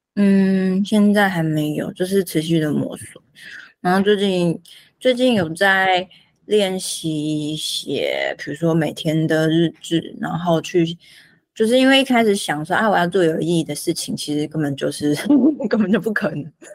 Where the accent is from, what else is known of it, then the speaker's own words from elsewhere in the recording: Taiwan; 我们台湾人